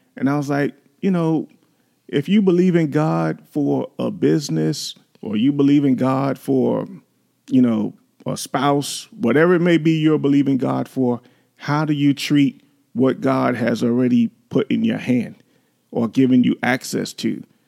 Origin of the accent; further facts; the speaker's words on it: New York City, New York, United States; you've grown up in the city like we did, we grew up in New York